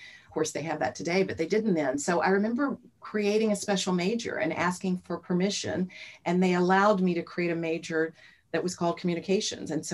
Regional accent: Virginia, United States; growing up in Virginia

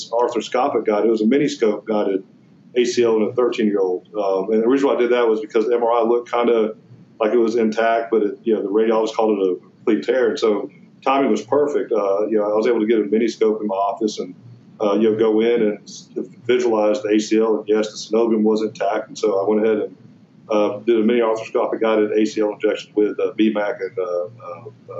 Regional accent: Georgia, United States; accent: southern; also born or lived in Oklahoma / Kentucky; Born in Oklahoma, Kentucky, I grew up in Georgia

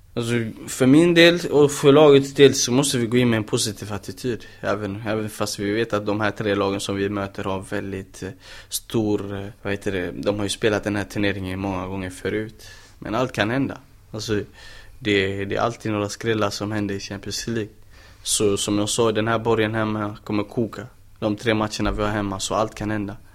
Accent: Gothenburg, Västra Götaland, Sweden; moved away as an adult; now in Malmö, Sweden; jag är fortfarande brorsan från Angered

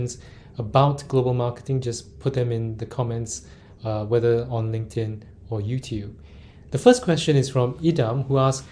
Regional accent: Singapore; when I was growing up in Singapore, all these products, milk powder, things that I grew up

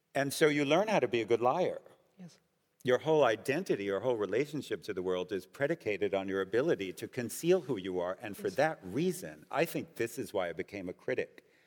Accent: United States; I'm also Jewish and I'm also American

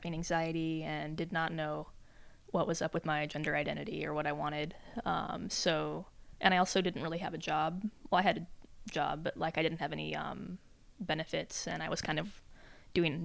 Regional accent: Albuquerque, New Mexico, United States; moved away; I'm from Albuquerque

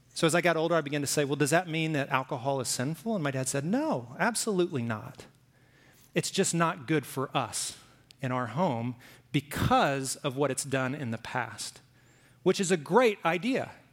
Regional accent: Alabama, United States; also born or lived in Oklahoma; now in Arizona, United States; I lived in Alabama, I grew up in Alabama

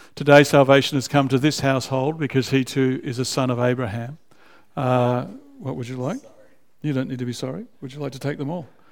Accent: Canberra, Australian Capital Territory, Australia; now in Melbourne, Australia; I was raised in Canberra as an adolescent.

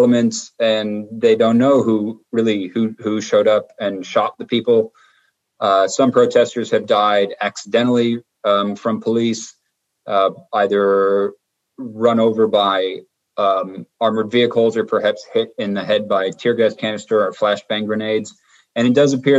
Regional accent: United States; now in Colombia; I'm from the United States

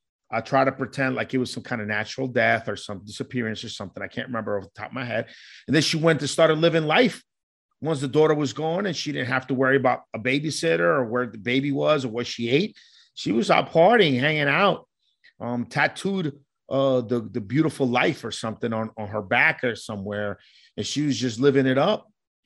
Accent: Colombia; So growing up in Colombia and listening to stories from my grandmother

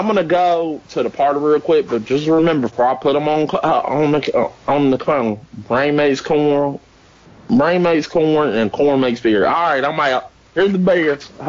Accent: Australia; Yes, I'm Australian.

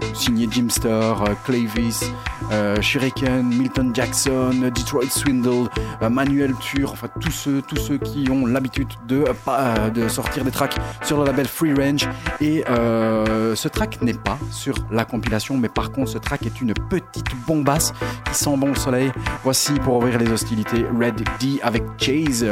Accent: Belgium; chez nous en Belgique

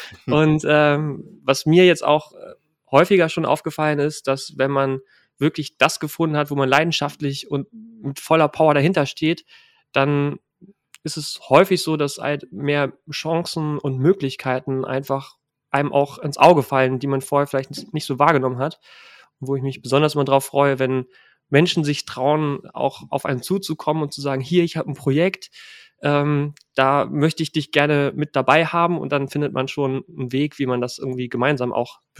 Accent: Jülich, North Rhine-Westphalia, Germany; born there; also born or lived in Lake Constance / Stuttgart / Hannover; Also geboren bin ich in Jülich, dann waren wir am Bodensee, in Stuttgart, unterhalb von Hannover und dann bin ich halt irgendwann nach Hannover gezogen.

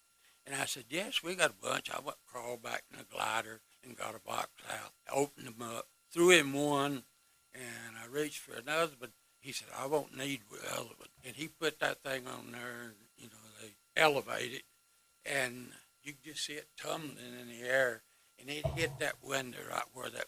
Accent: Knoxville, Tennessee, United States; I'm from East Tennessee here. I was born in Knoxville and lived within 50 miles of here all my life.

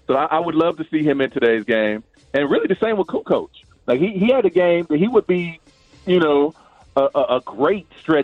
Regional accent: Dayton, Ohio, United States; I'm from Dayton, Ohio

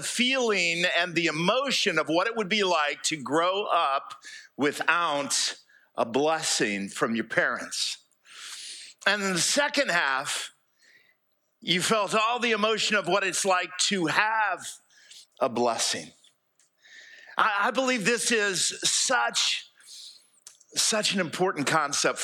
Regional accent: United States; moved away as an adult; also born or lived in Fairhope, Alabama; I grew up here in East Jackson County

